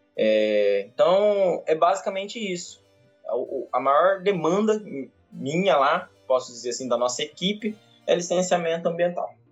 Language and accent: Portuguese; Brazil; sou de Vargas da Grande